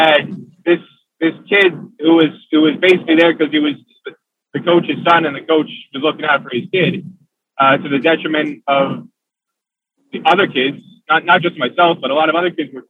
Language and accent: English; Kinnelon, New Jersey, United States; I grew up in Kinnelon, New Jersey